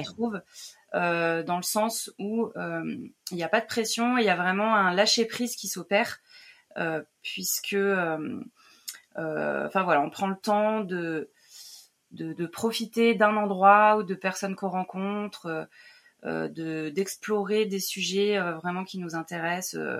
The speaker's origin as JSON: {"language": "French", "area": "Lyon region", "region": "Auvergne-Rhône-Alpes", "country": "France", "moved": "yes", "said": "je viens à la base de région lyonnaise"}